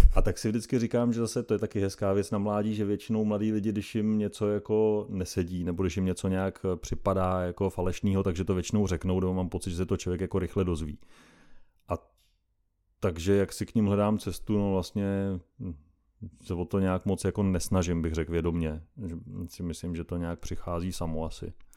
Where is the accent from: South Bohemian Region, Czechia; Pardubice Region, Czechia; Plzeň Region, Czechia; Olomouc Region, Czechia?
Pardubice Region, Czechia; Doubravice; pocházím z východních Čech, z malé vesnice, jmenuje se Doubravice, je to u Litomyšle